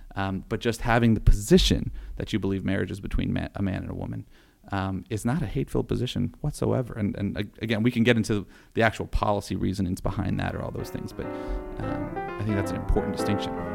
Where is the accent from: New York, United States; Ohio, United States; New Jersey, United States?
Ohio, United States; Youngstown; growing up in Youngstown